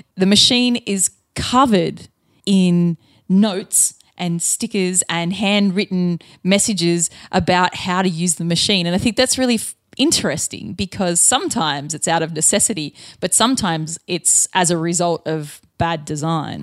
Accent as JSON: {"language": "English", "country": "Australia"}